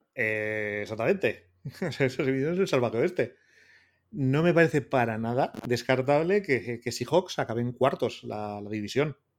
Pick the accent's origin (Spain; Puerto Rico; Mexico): Spain; Basque Country; soy vasco